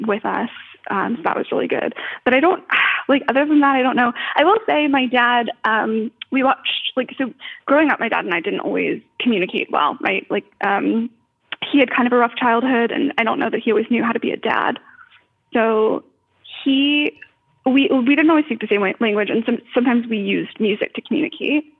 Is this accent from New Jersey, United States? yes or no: no; Florida, United States; now in Los Angeles, United States; I'm from Florida, which is a very big state.